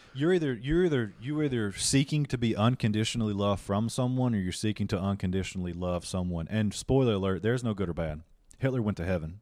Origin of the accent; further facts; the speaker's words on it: Union, South Carolina, United States; moved away as an adult; also born or lived in El Paso, Texas / Greenville; now in Hollywood, United States; I come from Union, South Carolina